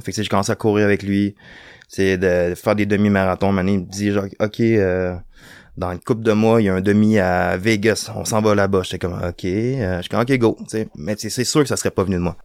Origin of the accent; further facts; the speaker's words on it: Rimouski, Quebec, Canada; moved away as an adult; now in Montreal, Canada; je suis originaire de Rimouski, j'ai grandi à Rimouski